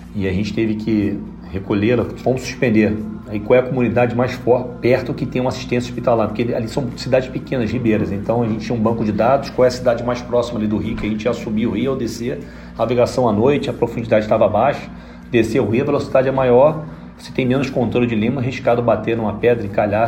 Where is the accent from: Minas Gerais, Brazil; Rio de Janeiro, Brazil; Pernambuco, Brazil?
Rio de Janeiro, Brazil; moved away as an adult; now in Paranaguá, Brazil; eu sou carioca mesmo assim